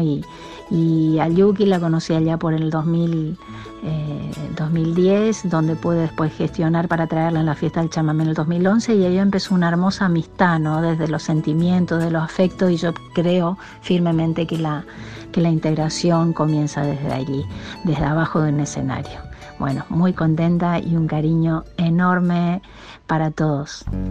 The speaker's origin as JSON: {"language": "Spanish", "region": "Corrientes", "country": "Argentina", "said": "soy correntina"}